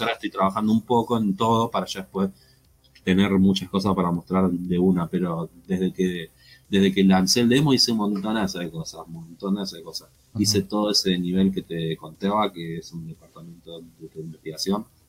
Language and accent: Spanish; Argentina; acá en mi país